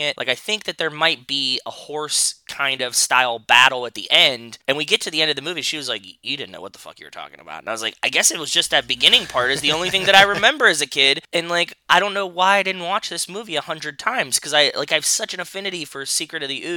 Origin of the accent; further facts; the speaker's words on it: Pittsburgh, Pennsylvania, United States; as a kid growing up in Pittsburgh